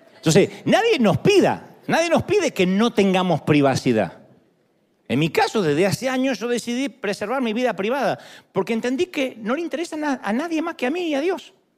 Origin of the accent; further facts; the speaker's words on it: Argentina; soy argentino, no puedo ser humilde